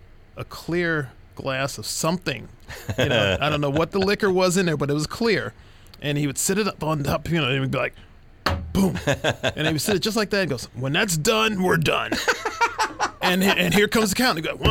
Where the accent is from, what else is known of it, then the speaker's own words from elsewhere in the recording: St. Louis, Missouri, United States; growing up in St. Louis, a great bass town